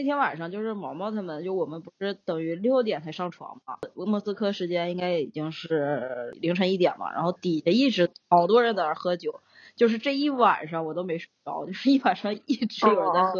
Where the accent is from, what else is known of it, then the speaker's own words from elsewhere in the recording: Harbin, Heilongjiang, China; 我说有没有可能因为我是哈尔滨人？